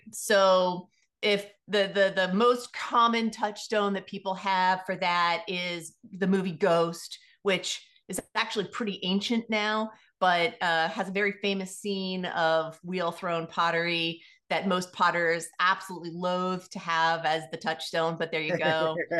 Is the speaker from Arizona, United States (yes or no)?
no; Washington, District of Columbia, United States; also born or lived in Philadelphia / Los Angeles / New York / Indiana; I was born in Washington, D.C. So I'm actually a native Washingtonian, which is a fairly rare thing to find.